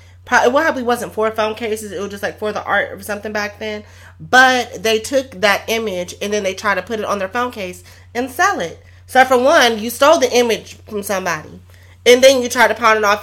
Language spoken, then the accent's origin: English; United States; we're Americans